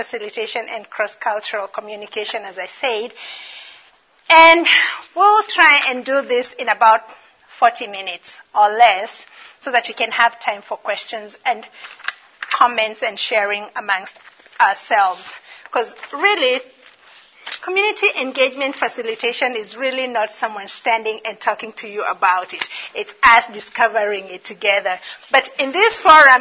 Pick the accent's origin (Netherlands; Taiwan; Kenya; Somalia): Kenya; moved away as an adult; also born or lived in Dallas, Texas; now in Bismarck, United States; I'm originally from Kenya. I've been in America for 10 years. Still not gotten the American accent